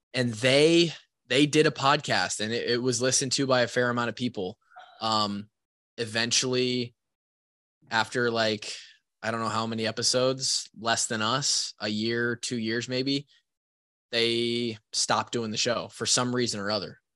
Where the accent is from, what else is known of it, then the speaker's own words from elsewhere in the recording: Marshalltown, Iowa, United States; my hometown house, the house that I grew up in in Marshalltown, Iowa